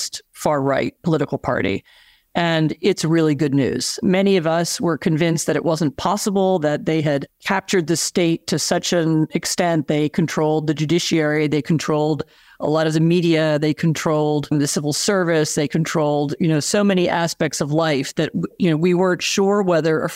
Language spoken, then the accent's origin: English; United States; moved away as an adult; now in Poland; living in America and being an American